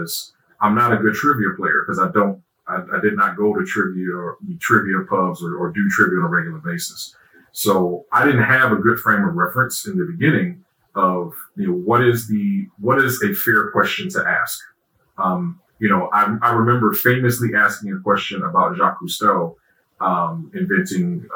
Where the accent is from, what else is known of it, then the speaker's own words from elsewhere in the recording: Alabama, United States; also born or lived in Detroit, Michigan; I was born in Detroit, grew up in Alabama